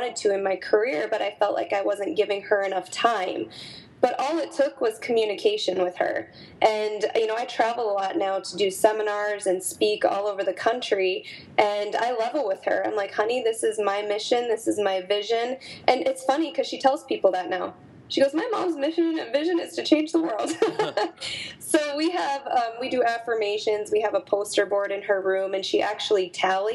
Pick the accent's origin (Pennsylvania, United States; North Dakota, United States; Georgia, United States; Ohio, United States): North Dakota, United States; moved away as an adult; also born or lived in Minneapolis; my hometown in North Dakota